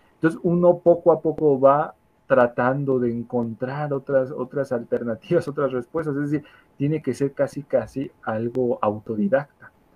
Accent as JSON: {"language": "Spanish", "country": "Mexico", "said": "nuestro país, en México"}